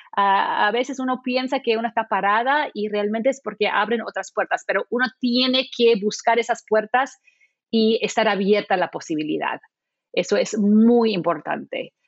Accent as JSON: {"language": "Spanish", "area": "Maui", "region": "Hawaii", "country": "United States", "tie": "born or raised there", "moved": "yes", "said": "Yo crecí en, en, Maui"}